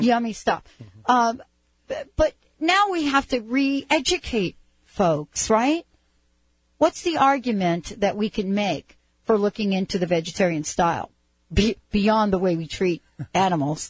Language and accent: English; East Coast, United States; moved away as an adult; also born or lived in California; I was from the East Coast